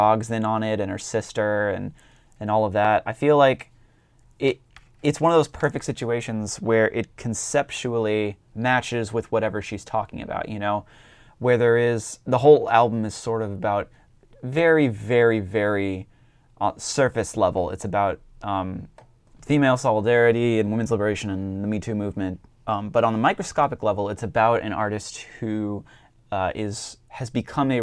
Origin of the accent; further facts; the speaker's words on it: Northeast, United States; I'm from the Northeast.